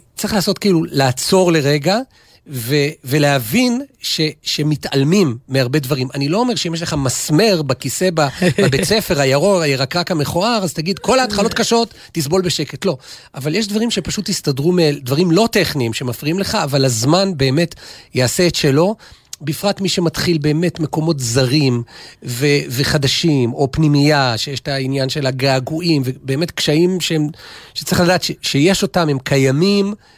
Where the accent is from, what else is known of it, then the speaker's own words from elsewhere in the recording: Jerusalem, Jerusalem District, Israel; בשבילי כירושלמי